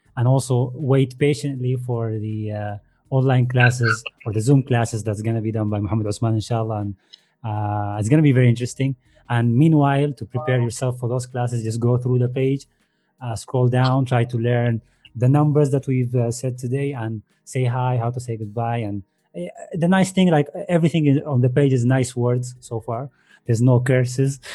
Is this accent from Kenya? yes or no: no; Sudan; moved away; I'm Sudanese.